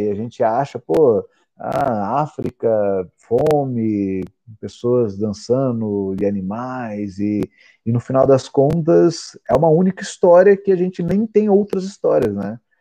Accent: Mato Grosso do Sul, Brazil; moved away as an adult; also born or lived in Portugal; eu nasci no Mato Grosso do Sul

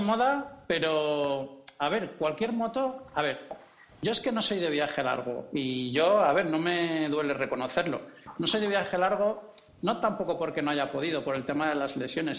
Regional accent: Valladolid, Castile and León, Spain; moved away as an adult; also born or lived in Canary Islands; now in Catalonia, Spain; Yo soy de Valladolid

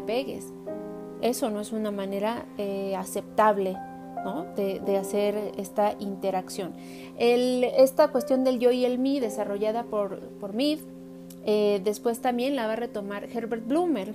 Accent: Mexico; como mexicanos

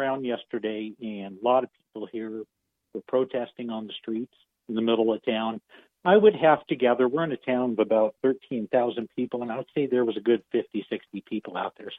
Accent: United States; as an American.

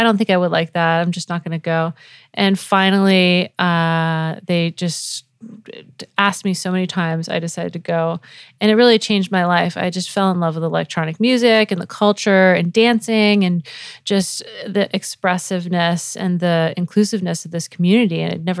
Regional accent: New England, United States; also born or lived in Florida; So I was born in Florida, but I was a Navy brat, so I moved all around the U.S., but mostly grew up in New England, so Connecticut and Rhode Island, and moved back to Florida, went to college there

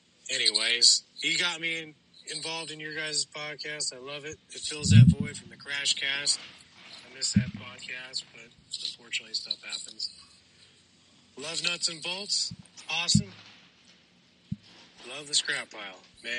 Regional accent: Nevada, United States; My home state, Nevada.

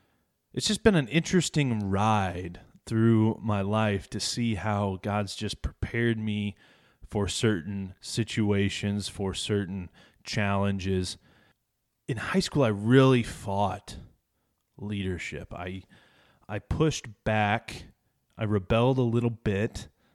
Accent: Ashkum, Illinois, United States; also born or lived in Chicago area / Wyoming / Dumas, Texas; then back to Illinois in a small town with 650 people called Ashcombe, Illinois, and that's where we lived up to Y2K time frame

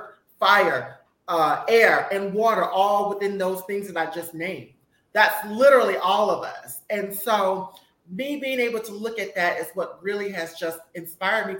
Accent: Mississippi, United States; I'm from Mississippi

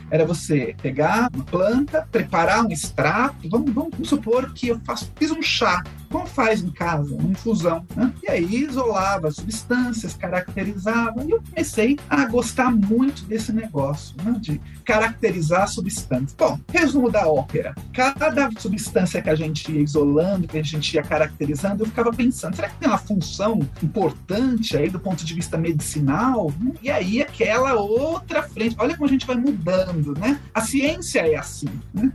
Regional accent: São Paulo, Brazil; Eu sou da cidade de São Paulo, nascido e criado em São Paulo

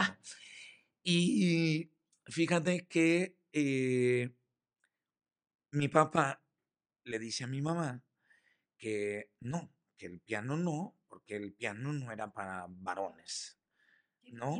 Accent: Montevideo, Uruguay; also born or lived in Michoacán, Mexico; now in Yucatán, Mexico; Soy orgullosamente montevideano, uruguayo.

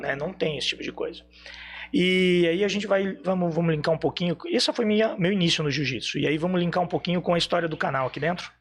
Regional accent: Blumenau, Santa Catarina, Brazil; sou de Blumenau

